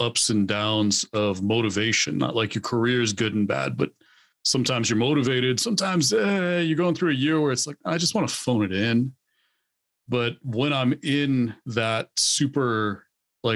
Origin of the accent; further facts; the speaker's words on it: Hawaii, United States; growing up in Hawaii